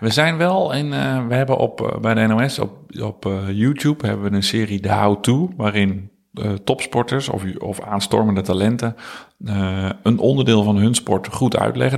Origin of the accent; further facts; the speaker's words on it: Houten, Utrecht, Netherlands; now in Soest, Netherlands; ik ben opgegroeid in Utrecht, of uh, in Houten en daarna gaan studeren in Utrecht. Dus, en nu woon ik in Soest